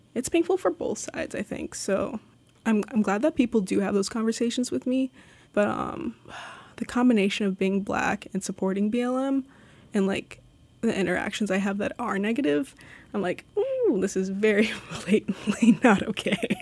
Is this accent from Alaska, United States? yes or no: yes; Sitka, Alaska, United States; also born or lived in Los Angeles, California; I've lived in Sitka for, like, fourteen, fifteen years. Uh, I moved from Los Angeles when I was seven